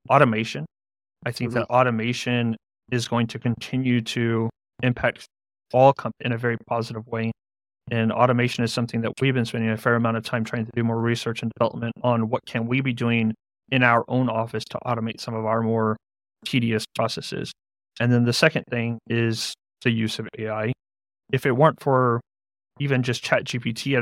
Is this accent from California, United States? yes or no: no; San Antonio, Texas, United States; I'm from San Antonio, Texas